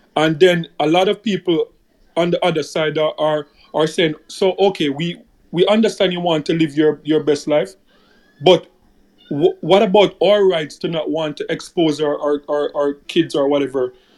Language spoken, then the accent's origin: English; Jamaica; as a Jamaican